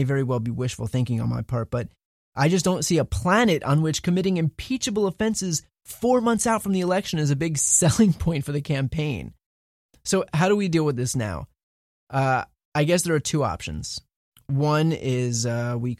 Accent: New Jersey, United States; moved away; I grew up in New Jersey, and you're the senator for my family who still lives there

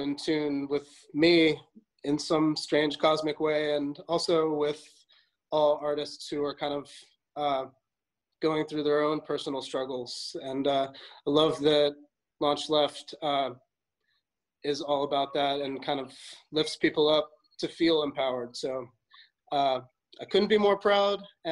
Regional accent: New York, United States; I was born in New York

